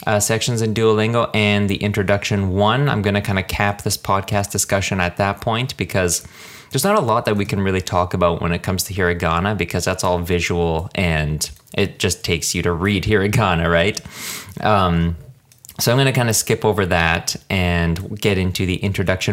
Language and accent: English; Canada; I am a Canadian